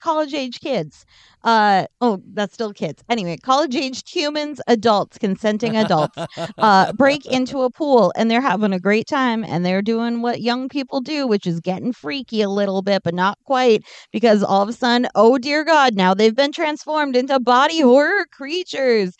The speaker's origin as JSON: {"language": "English", "country": "United States", "said": "as American"}